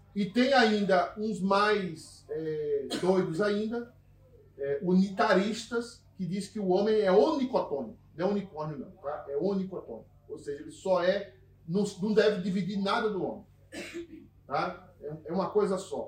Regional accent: Northeast Region, Brazil; accent: nordestino; moved away; Agora eu falei como nordestino

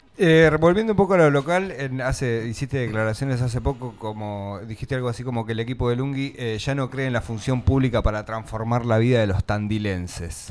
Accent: Argentina; estamos viviendo los argentinos

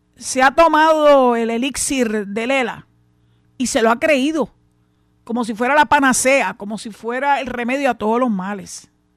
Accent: Puerto Rico

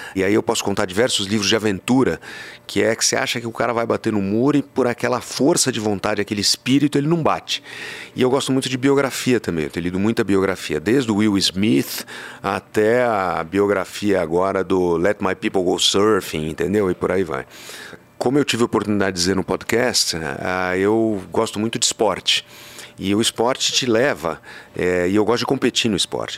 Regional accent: Pantanal of Mato Grosso, Brazil; moved away; quando era moleque, no Pantanal de Mato Grosso, onde eu morei

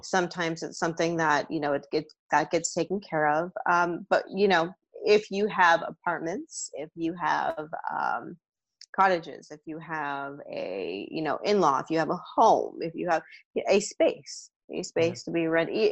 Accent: the Bay Area, California, United States; I'm from the Bay Area. That's where I grew up.

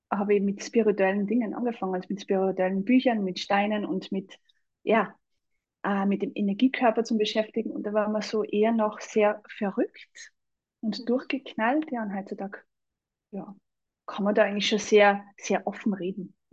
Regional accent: Salzburg, Austria; aber vielleicht hört man, dass ich aus Österreich bin, also aus Salzburg. Und also ich wohne in Salzburg, bin auch geboren und aufgewachsen in Salzburg und lebe eigentlich jetzt mitten am Land.

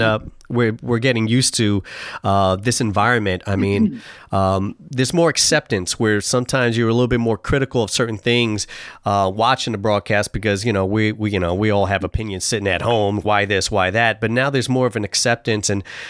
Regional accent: New York, United States; now in Seattle, United States; I'm from New York

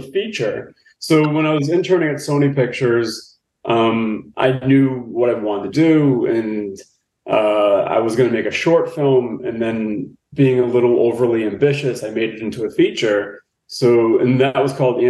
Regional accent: Boston, Massachusetts, United States; moved away as an adult; now in California, United States; I grew up in Boston, Mass., very working class

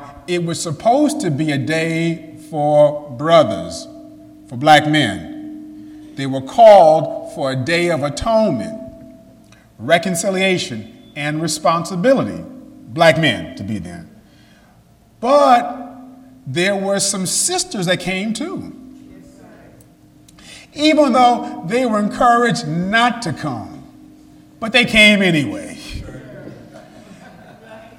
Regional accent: New York, United States; I'm from New York State

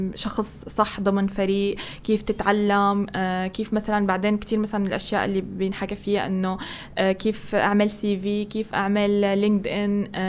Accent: Syria; moved away as an adult; طلعت من سوريا يعني انا كان كل المجتمع التطوعي تبعي والكوميونتي ورك هو بسوريا

